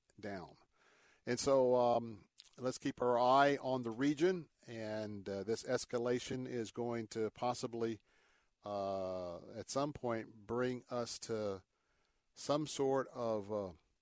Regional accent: Tampa, Florida, United States; I was born and raised here in Tampa, Florida. Grew up on St. Isabel Street

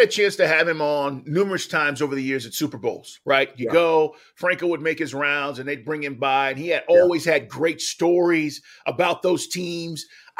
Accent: Texas, United States; as a kid, you know, growing up, I'm from Texas. We watched Cowboys.

